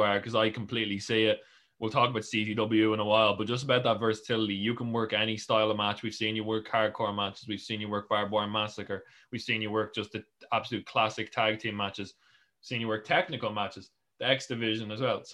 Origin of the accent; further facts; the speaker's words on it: Ireland; as an Irish person